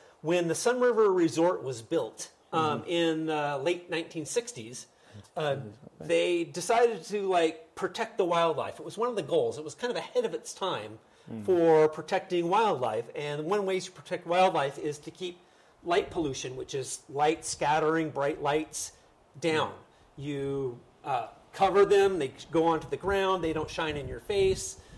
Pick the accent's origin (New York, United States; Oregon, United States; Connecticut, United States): Oregon, United States; Bend; I moved back to my hometown of Bend